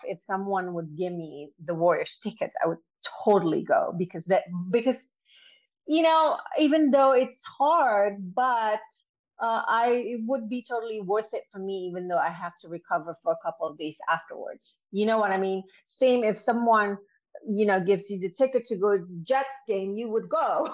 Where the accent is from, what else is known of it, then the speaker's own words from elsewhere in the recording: Indonesia; moved away; I was born and raised in Indonesia